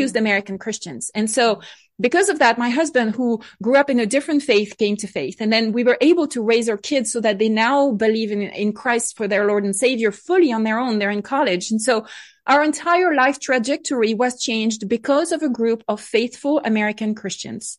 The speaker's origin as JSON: {"language": "English", "area": "Bordeaux wine country", "region": "Nouvelle-Aquitaine", "country": "France", "tie": "born or raised there", "moved": "yes", "said": "I grew up in France, uh, on my side of the Atlantic Ocean, not too far from the, from the water in the Bordeaux wine country"}